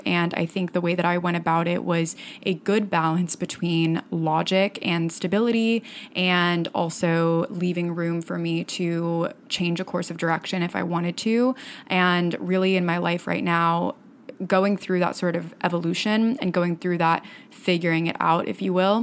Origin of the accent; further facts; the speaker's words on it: Fort Myers, Florida, United States; moved away as an adult; now in New York, United States; I grew up in Fort Myers, Florida, which is a small-ish town about two hours south of Tampa on the southwest coast